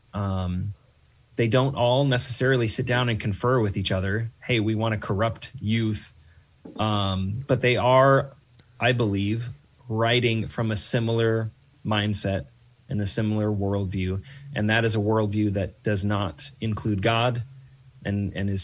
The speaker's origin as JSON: {"language": "English", "region": "Oregon", "country": "United States", "tie": "born or raised there", "also_born_or_lived": "Atlanta", "moved": "yes", "said": "I come from the West Coast. I grew up in Oregon"}